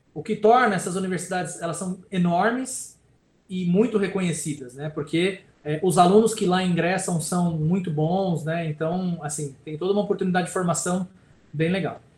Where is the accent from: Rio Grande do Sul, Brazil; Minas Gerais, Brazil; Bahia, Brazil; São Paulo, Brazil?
São Paulo, Brazil; ABC Paulista; moved away as an adult; also born or lived in Campinas; eu sou do ABC, né? Paulista aqui, né? Do lado de São Paulo e vim morar em Campinas para estudar